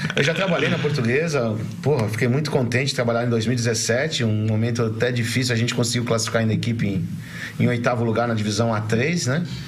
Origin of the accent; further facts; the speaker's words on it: Santos, São Paulo, Brazil; no BNH, onde eu onde eu nasci, me criei